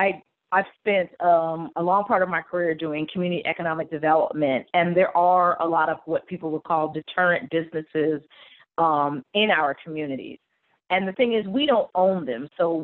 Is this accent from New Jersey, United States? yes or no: yes; New Jersey, United States; Like I said, we go, I'm born and raised in New Jersey. So I go back to New Jersey and do events. My grandma's still there, aunts, uncles, cousins.